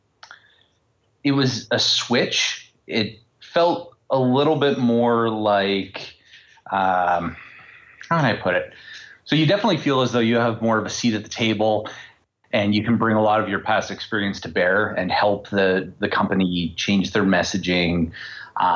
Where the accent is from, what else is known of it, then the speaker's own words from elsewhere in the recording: Canada; I'm Canadian and everyone has to work at Nortel at least once. And like every Canadian